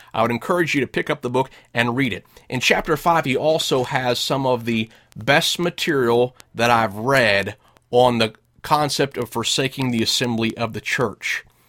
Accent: United States; first language English; moved away as an adult; also born or lived in Russia; I'm an American. I grew up speaking English. I moved to Russia for several years

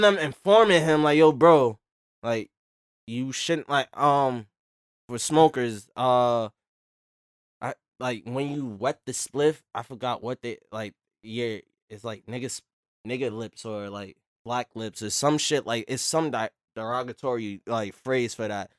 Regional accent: New York, United States; We're from Brooklyn

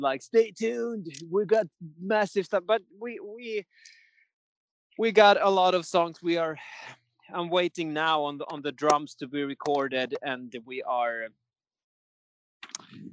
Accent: Falun, Dalarna County, Sweden; Falun, my hometown.

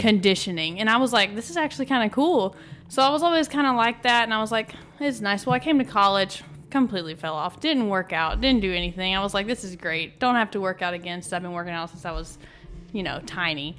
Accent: Athens, Texas, United States; moved away as an adult; now in College Station, United States; I'm from Athens, Texas.

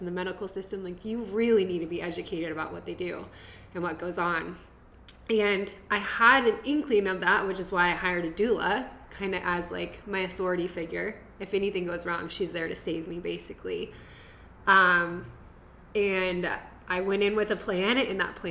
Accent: Iowa, United States; I grew up in Iowa

